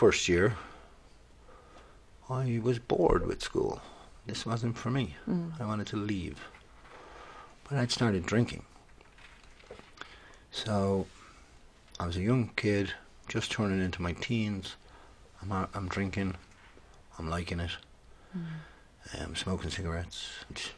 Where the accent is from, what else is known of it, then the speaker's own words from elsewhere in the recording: Skerries, Leinster, Ireland; It's out by Skerries, Loughshinney, Skerries, North County Dublin